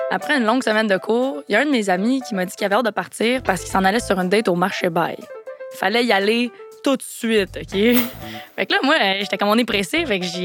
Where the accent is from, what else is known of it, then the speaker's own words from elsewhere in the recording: Ontario, Canada; Moi, en tant que vraie franco-ontarienne, je lui ai demandé si je pouvais lui donner un tour.